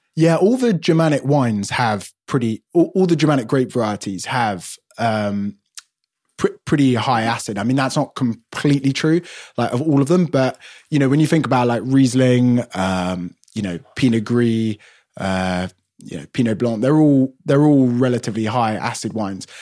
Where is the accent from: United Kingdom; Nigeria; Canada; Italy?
United Kingdom; London; I'm born and bred in London